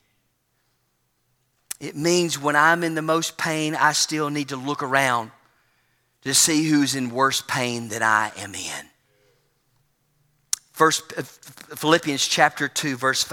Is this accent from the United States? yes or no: yes; United States; being from the United States